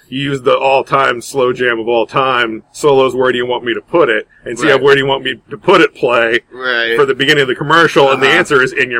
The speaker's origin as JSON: {"language": "English", "region": "Virginia", "country": "United States", "tie": "born or raised there", "moved": "yes", "lives_now": "Kansas, United States", "said": "I grew up in Virginia, where there are Nazis doing stuff in the South part now."}